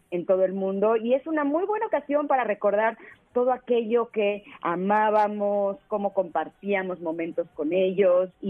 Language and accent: Spanish; Mexico; a pesar de que soy mexicana, siempre he vivido en México y demás